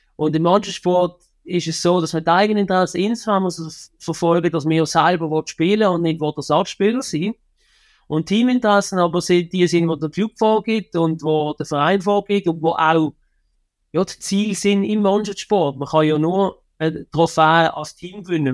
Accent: Switzerland

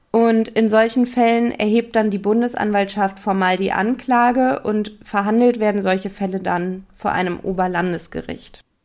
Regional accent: Germany; wir uns zum Beispiel als Deutsche

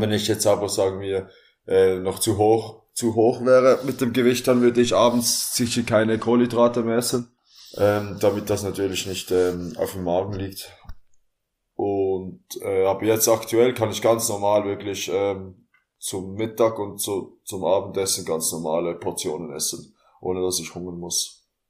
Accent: Basel, Basel-Stadt, Switzerland; Ich komme aus Basel, aus der Schweiz

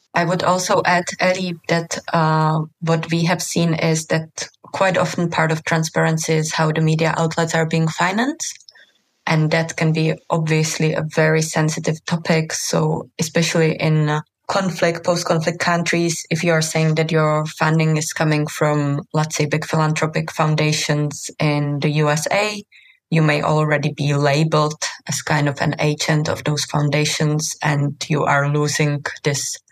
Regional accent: Czechia; moved away; also born or lived in Bosnia and Herzegovina / Lebanon; I come from Czech Republic

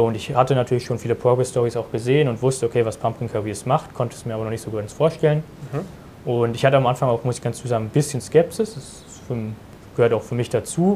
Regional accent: Germany; ich bin 19 Jahre alt und komme aus der Nähe von Berlin, wo ich auch mhm. jetzt diesen Sommer mein Abitur abschließen werde

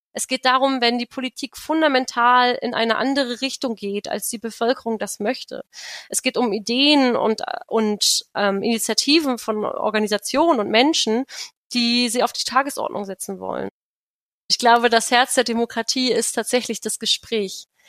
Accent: Königs Wusterhausen, Brandenburg, Germany; also born or lived in Berlin; Ich komme auch aus Brandenburg, aus Königs Wusterhausen. Da bin ich zur Schule gegangen.

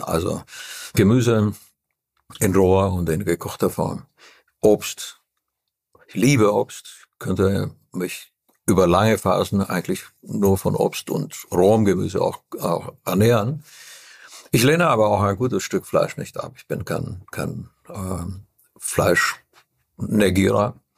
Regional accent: Transylvania, Romania; Ich komme aus Transylvanien, wo es eine ganz exquisite Küche gibt

